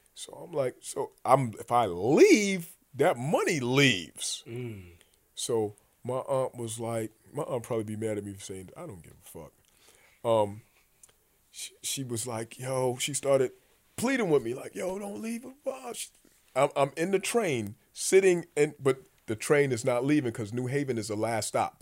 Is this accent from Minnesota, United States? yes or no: no; New York City, New York, United States; also born or lived in Connecticut; I'm from the Bronx